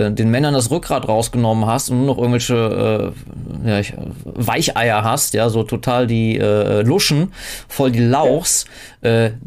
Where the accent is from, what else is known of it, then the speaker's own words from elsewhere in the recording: Southern Germany, Germany; now in Northern Germany; Ich kann als Süddeutsche im nordischen Exil nicht gerade behaupten, mich hier irgendwie mit meinen norddeutschen Mitmenschen irgendwie als identisch zu empfinden. Auch landschaftlich so komplett anders, anderes Klima etc.